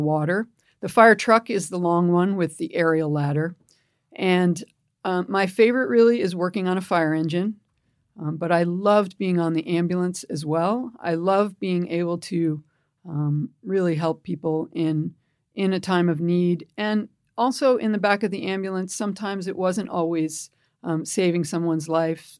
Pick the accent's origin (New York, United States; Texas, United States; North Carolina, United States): New York, United States; Pelham; now in San Francisco, United States; I grew up in a town, uh, in New York, just outside of New York City, called Pelham.